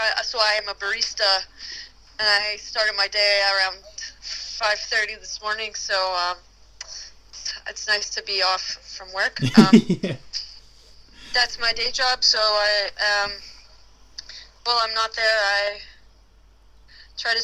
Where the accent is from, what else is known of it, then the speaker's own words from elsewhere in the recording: Florida, United States; moved away; I grew up in Florida